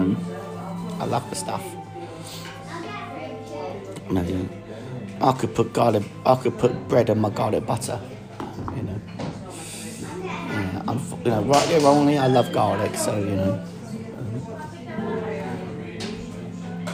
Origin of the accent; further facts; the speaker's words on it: London, United Kingdom; moved away; being a Brit